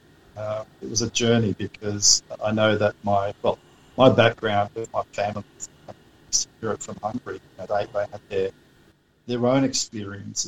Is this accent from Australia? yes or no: yes; Australia; we're from Australia